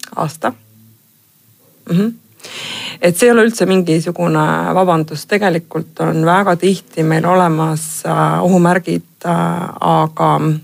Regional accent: Pärnu, Pärnu County, Estonia; ma olen ise Pärnust pärit

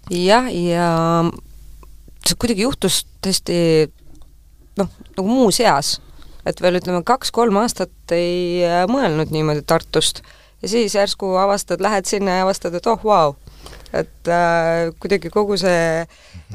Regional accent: Tallinn, Harju County, Estonia; ma olen selles äh, Pelgu linna haiglas sündinud, kus on enam-vähem kõik tallinlased sündinud

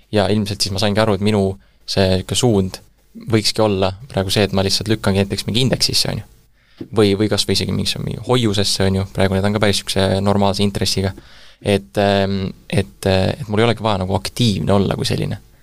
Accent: Tallinn, Harju County, Estonia; also born or lived in Germany / China; sündinud Tallinnas käisin koolis ka Tallinnas

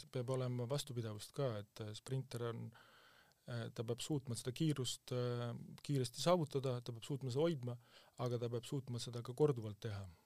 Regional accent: Kuusalu, Harju County, Estonia; ma olen Kuusalust pärit

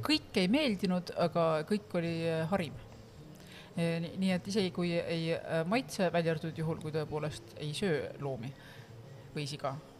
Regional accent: Estonia; ma olen eestlane

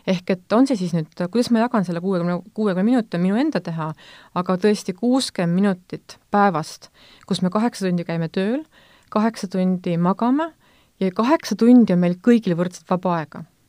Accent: Võru County, Estonia; moved away; ma olen Võrumaalt pärit

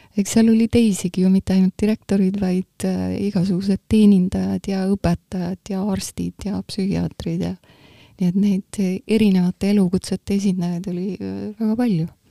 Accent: Tallinn, Harju County, Estonia; also born or lived in Muhu; Muhust ma olen pärit küll, aga ma olen tegelikult Tallinnas üles kasvanud. et ma olin kaks ja pool

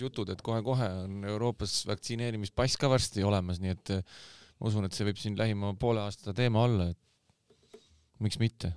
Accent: Saare County, Estonia; mina ise olen Saaremaalt pärit, onju, saarlane

